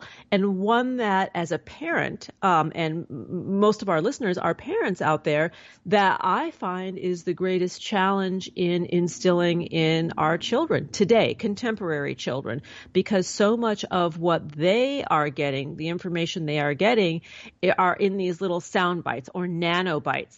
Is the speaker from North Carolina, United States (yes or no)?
no; New York City, New York, United States; I grew up in New York City, and I went to a very small prep school